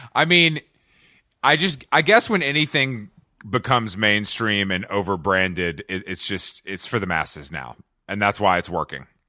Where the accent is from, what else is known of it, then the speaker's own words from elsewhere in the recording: Atlanta, Georgia, United States; I am from Atlanta